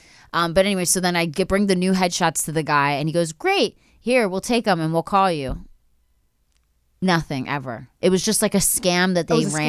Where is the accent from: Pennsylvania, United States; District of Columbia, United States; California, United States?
Pennsylvania, United States; Philadelphia; Philly. So